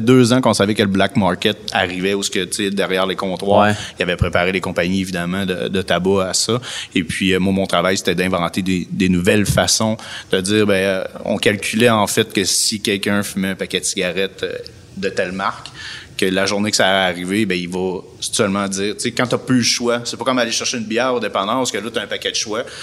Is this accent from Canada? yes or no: yes; Lévis, Quebec, Canada; also born or lived in Montreal; Je suis un gars natif de Lévis